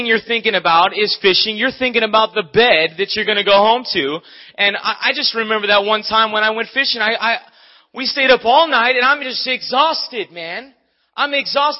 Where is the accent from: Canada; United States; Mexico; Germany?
United States; Maui, Hawaii; moved away; I'm from Maui.